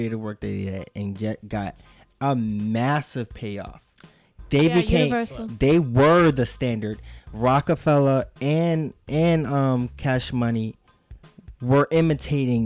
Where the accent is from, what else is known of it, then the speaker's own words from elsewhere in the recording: Houston, Texas, United States; growing up in Houston